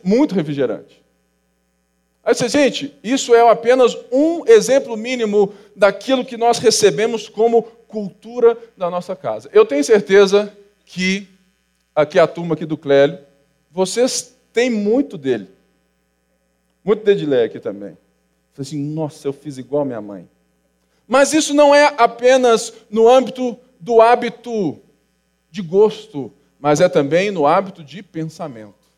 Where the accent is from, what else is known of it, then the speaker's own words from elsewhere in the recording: Rio de Janeiro, Brazil; e nós somos do Rio de Janeiro. Sou carioca